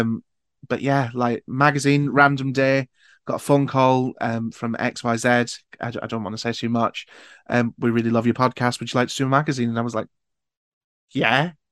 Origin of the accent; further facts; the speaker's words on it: Newcastle upon Tyne, North East England, United Kingdom; I'm from Newcastle